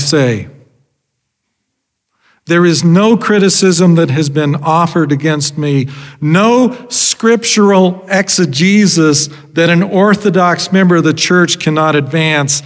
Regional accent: Idaho, United States; growing up in Idaho

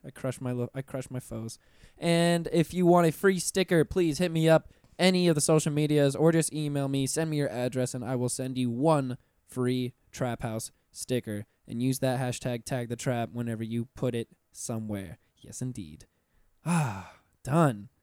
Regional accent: Pensacola, Florida, United States; I'm from Pensacola up north

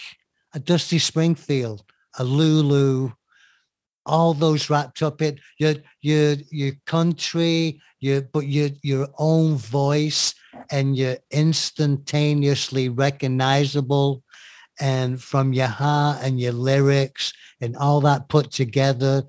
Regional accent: England, United Kingdom; being English

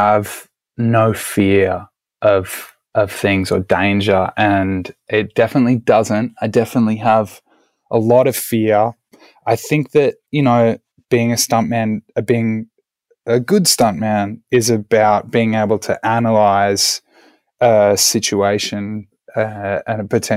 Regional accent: Australia; moved away as an adult; now in California, United States; I'm originally Australian, as I'm sure you all can hear

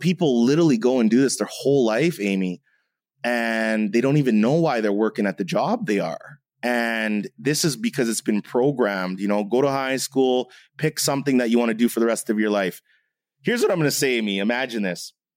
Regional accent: Canada; I'm half German, I'm half Jamaican, I'm Canadian

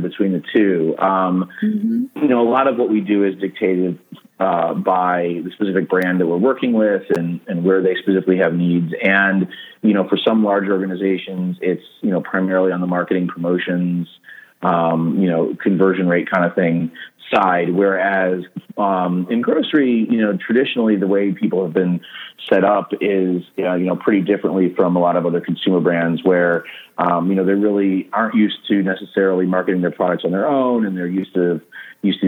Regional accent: Cleveland, Ohio, United States; I've lived in Cleveland just about my whole life

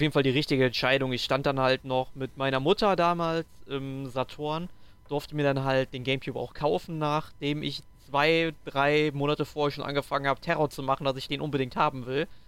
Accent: Sankt Augustin, North Rhine-Westphalia, Germany; bei uns in St. Augustin

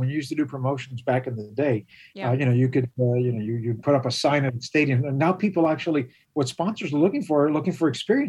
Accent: Miami, Florida, United States; I was born and raised here in Miami.

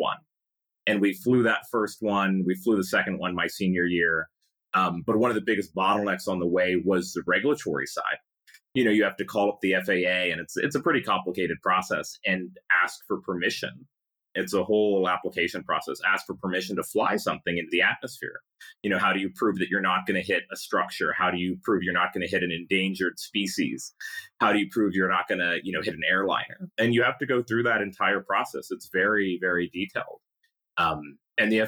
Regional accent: Pasadena, California, United States; growing up in Pasadena

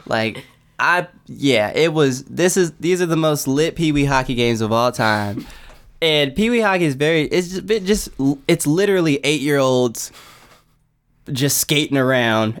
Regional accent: Los Angeles, California, United States; I'm from like I'm from South Central LA, like West

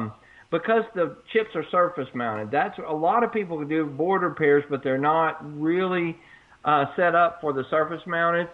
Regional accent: Texas, United States; I'm from Texas

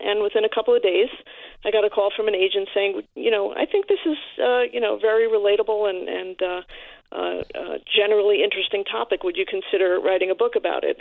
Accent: New York City, New York, United States; I am a New Yorker

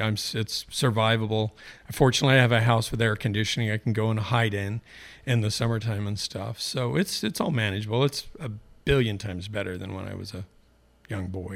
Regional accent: Eugene, Oregon, United States; born and raised in Eugene.

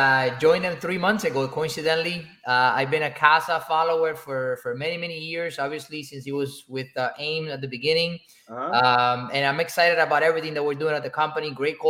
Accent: Cuba; now in United States; I came to this country from Cuba in 2004.

